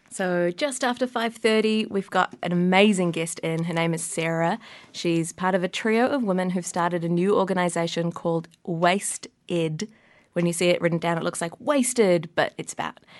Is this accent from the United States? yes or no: no; Wellington, New Zealand; born or raised there